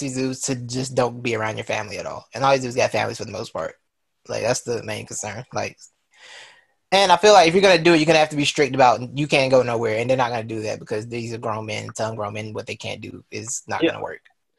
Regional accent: Detroit, Michigan, United States; I mean, we're from Detroit to Cleveland, bro.

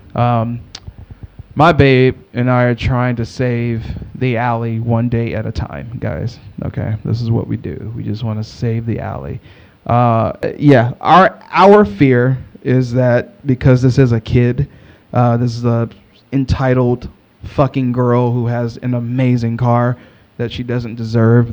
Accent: Texas, United States; I'm from Texas.

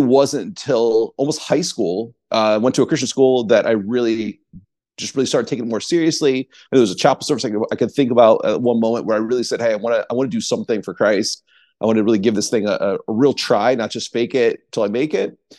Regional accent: East Coast, United States; I grew up on the East Coast, uh, as a pastor's kid

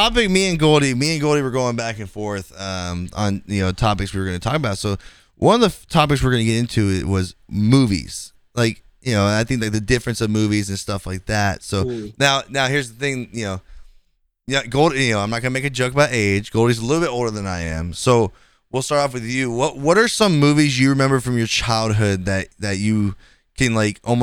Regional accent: Fremont, California, United States; Fremont is my hometown where I'm from.

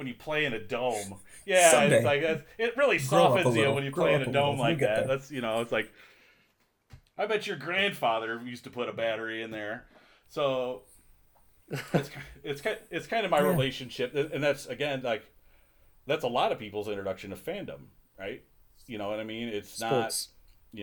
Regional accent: Detroit, Michigan, United States; growing up in Detroit

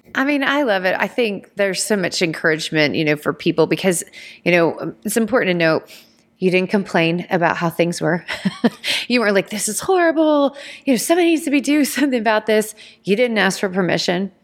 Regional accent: Georgia, United States; I grew up in Georgia

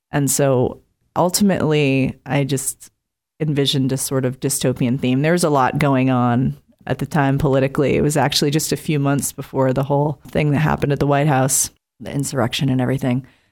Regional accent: Cape Cod, Massachusetts, United States; moved away; I grew up on the Cape and lived in some different places

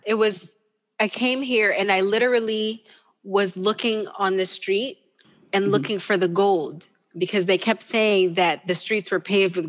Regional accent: Wichita, Kansas, United States; Yeah. But then I think when you have a military base, you're bound to have Filipinos, Filipino wives there, you know? So we had a community, and then that was what I was around

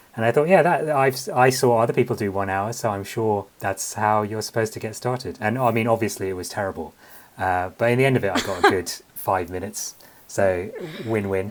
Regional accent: London, United Kingdom; My family is Sri Lankan, uh, but I was born and raised in London

